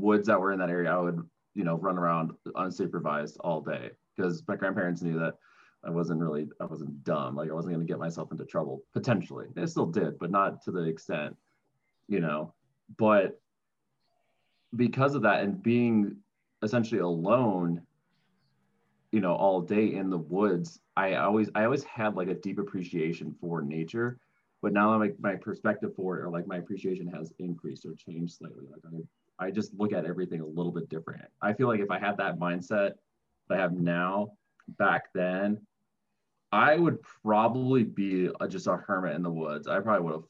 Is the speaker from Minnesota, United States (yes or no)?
yes; Minnesota, United States; growing up in Minnesota was, you know, a huge advantage because there is still a lot of nature out there, especially where I grew up